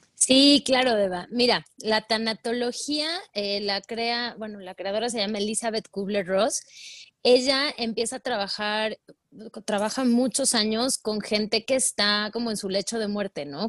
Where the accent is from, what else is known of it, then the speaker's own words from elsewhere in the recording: Puebla, Mexico; moved away as an adult; now in Mexico City, Mexico; toda mi vida viví en Puebla, soy, soy de Puebla